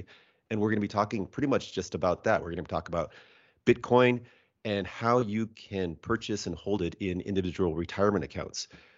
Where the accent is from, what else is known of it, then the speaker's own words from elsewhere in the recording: Seattle, Washington, United States; Okay, so I'm from Seattle, and I made a journey south about a month ago